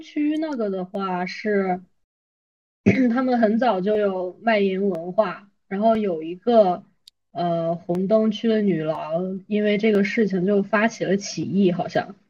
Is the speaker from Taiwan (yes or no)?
no; China; 我作为一个中国人